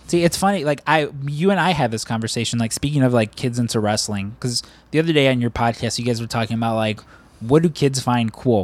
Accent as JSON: {"language": "English", "town": "Chicago", "region": "Illinois", "country": "United States", "said": "we're all from Chicago"}